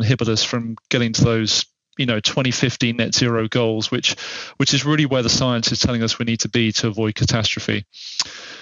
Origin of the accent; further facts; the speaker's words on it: England, United Kingdom; as an Englishman